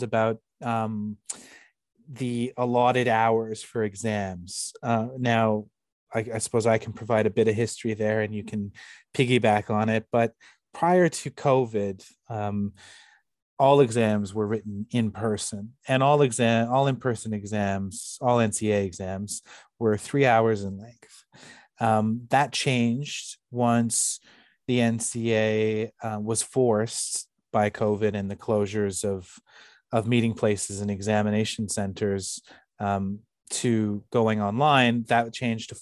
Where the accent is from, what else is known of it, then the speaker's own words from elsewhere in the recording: Canada; moved away as an adult; also born or lived in United Kingdom; I'm originally from Canada